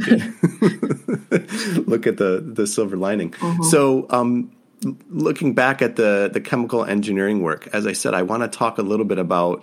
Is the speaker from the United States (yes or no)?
yes; downstate Michigan, United States; I grew up downstate in Michigan, and now I live on the edge of boreal forest almost.